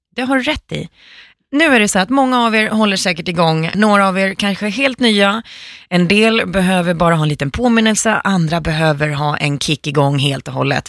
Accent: Finland; now in Sweden; jag är finska

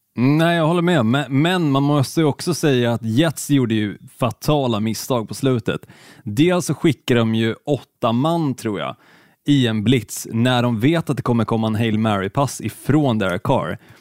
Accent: Helsingborg, Skåne, Sweden; Även fast jag är född i Skåne, jag är född i Helsingborg, så är jag ju fruktansvärt dålig på att härma skånska

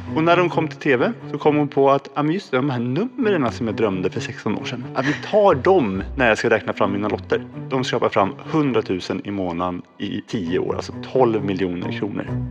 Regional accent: Stockholm, Stockholm County, Sweden; also born or lived in Falun; jag är född och uppväxt i Stockholm bodde ute i Hässelby

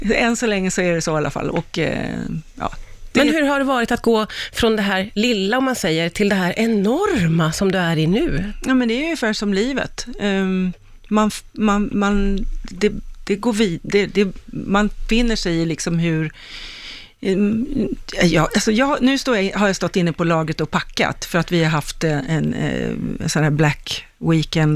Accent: Stockholm, Stockholm County, Sweden; jag är ju en Högdalstjej

